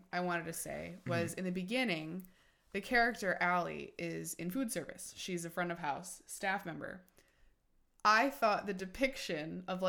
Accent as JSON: {"language": "English", "town": "Yonkers", "region": "New York", "country": "United States", "tie": "born or raised there", "said": "I grew up in Yonkers, New York"}